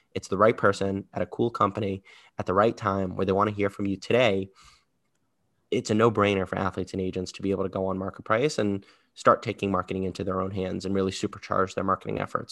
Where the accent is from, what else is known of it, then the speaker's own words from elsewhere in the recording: New York, United States; I'm from New York, born and raised in New York